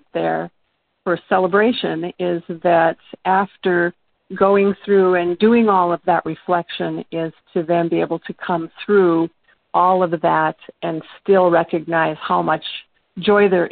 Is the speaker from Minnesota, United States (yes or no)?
yes; northern Minnesota, United States; I'm actually from northern Minnesota, is where I grew up